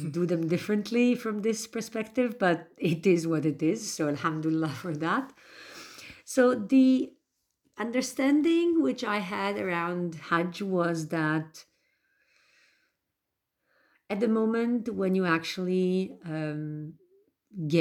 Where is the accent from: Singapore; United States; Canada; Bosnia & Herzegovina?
Bosnia & Herzegovina; I am from Bosnia and Herzegovina